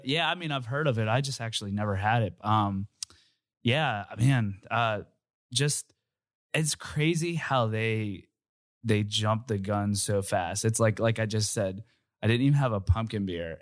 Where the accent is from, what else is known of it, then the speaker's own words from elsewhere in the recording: Uniontown, Pennsylvania, United States; moved away as an adult; I'm from Uniontown, Pennsylvania, and I moved here probably when I was, like, twenty-three